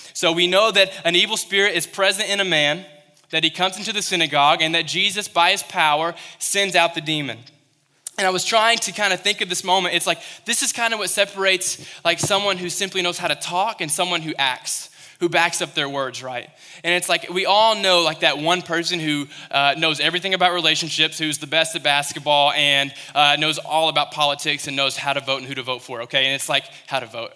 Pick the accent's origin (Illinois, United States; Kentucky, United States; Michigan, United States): Kentucky, United States; Western; moved away; I was in Western Kentucky, I came from Kentucky